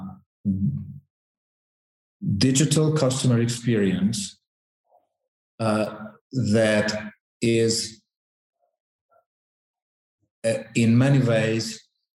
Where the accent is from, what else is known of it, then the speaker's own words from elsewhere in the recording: Hungary; now in Santiago; my home country, Hungary.